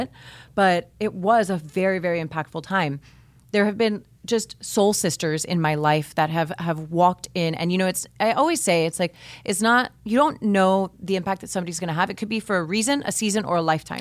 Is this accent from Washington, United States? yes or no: no; Miami, Florida, United States; I grew up here in Miami